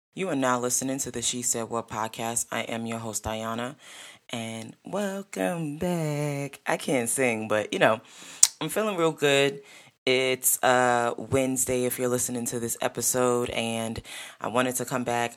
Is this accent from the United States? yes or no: yes; New York, United States; I'm a New Yorker.